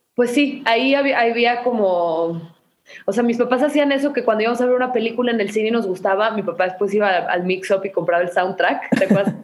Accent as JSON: {"language": "Spanish", "town": "Guadalajara", "region": "Jalisco", "country": "Mexico", "tie": "born or raised there", "said": "Nací en Guadalajara, Jalisco"}